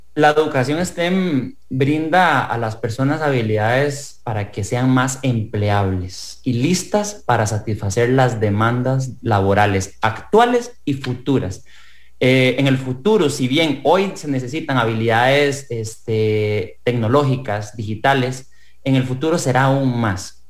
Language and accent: Spanish; Costa Rica; como ciudadano costarricense